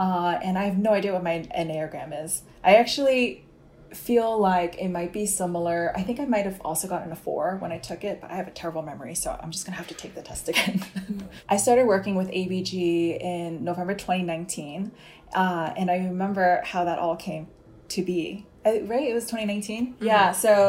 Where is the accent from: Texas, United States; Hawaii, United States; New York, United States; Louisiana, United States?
New York, United States; New York City; I'm 30 years old, a Korean American from New York. I grew up in a town called Fresh Meadows in the borough of Queens. Had a good mix of Asian and not Asian friends growing up.